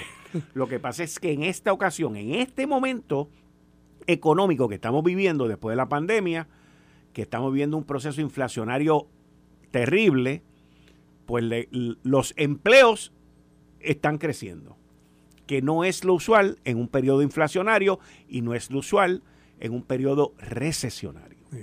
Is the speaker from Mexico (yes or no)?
no; Puerto Rico; nosotros como isla, como puertorriqueños, como ciudadanos americanos